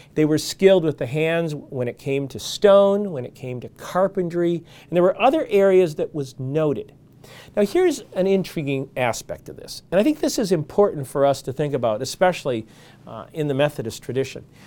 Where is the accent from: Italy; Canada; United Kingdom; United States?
United States; Michigan; where I grew up in Michigan